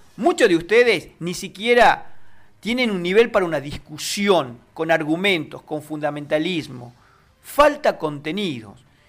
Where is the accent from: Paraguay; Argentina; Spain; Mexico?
Argentina; habla de Argentina, habla de nosotros